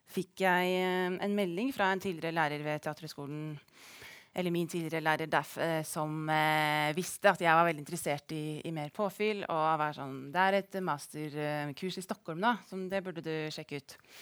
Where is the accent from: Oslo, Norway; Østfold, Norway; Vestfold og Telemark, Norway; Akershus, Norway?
Østfold, Norway; Rygge; now in Stavanger, Norway; Jeg er fra Rygge i Østfold